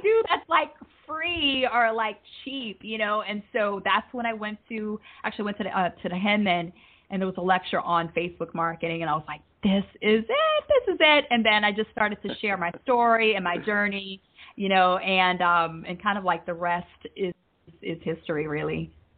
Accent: United States; moved away as an adult; also born or lived in Alabama; now in Jamaica; I'm originally from the States

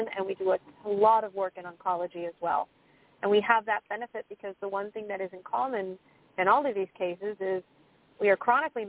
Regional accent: United States; I'm from the United States

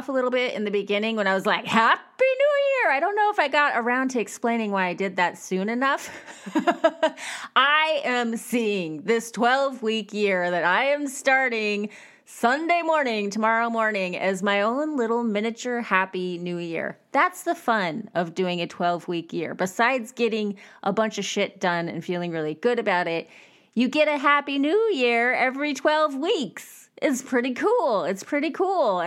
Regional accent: Bakersfield, California, United States; I grew up in Bakersfield, California

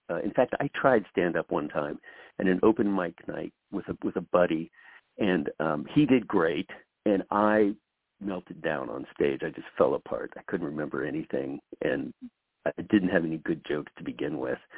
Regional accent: Ohio, United States; they have they have their their families and their lives back in Ohio. I'm from Ohio.

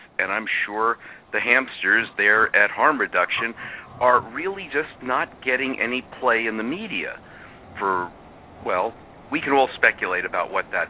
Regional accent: New York City, New York, United States; accent: Brooklyn; now in Madison, United States; I am from Brooklyn, as my accent will give away.

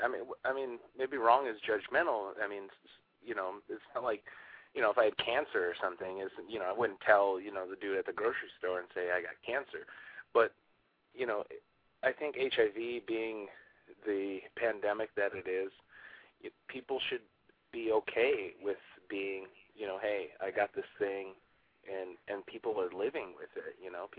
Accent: Michigan, United States; moved away as an adult; also born or lived in Rhode Island; now in New York City, United States; I'm originally from Michigan

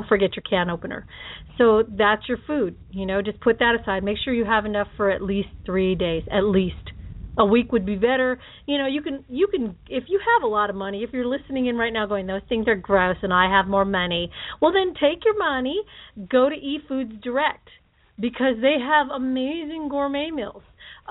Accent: Philippines; I'm Filipino and I'm a Hawaiian at heart and spam, man.

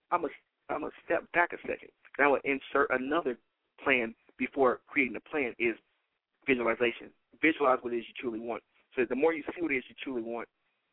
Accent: Detroit, Michigan, United States; I am born and raised in Detroit, Michigan

